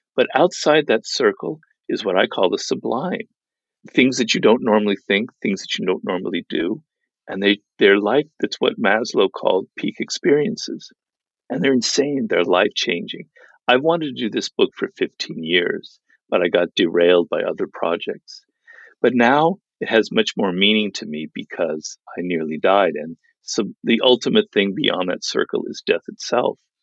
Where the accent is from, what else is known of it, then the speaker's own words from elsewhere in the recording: Los Angeles, California, United States; my kind of cloistered life in Los Angeles because I grew up here